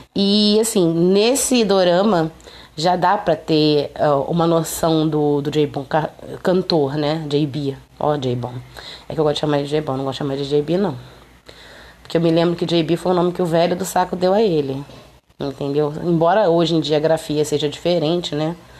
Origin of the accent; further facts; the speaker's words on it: Rio de Janeiro, Brazil; Eu sou carioca